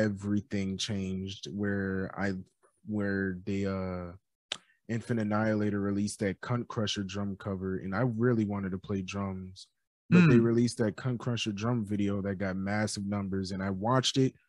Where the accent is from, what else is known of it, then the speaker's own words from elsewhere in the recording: New York City, New York, United States; I grew up in Queens, New York